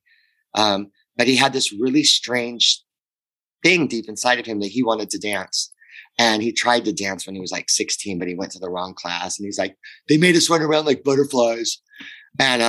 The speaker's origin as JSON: {"language": "English", "town": "Portland", "region": "Oregon", "country": "United States", "tie": "born or raised there", "said": "I grew up in Portland, Oregon."}